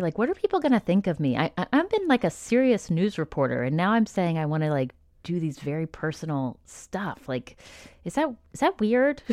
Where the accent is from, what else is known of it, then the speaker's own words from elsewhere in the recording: Nashville, Tennessee, United States; was born in nineteen eighty in Nashville, Tennessee, to two parents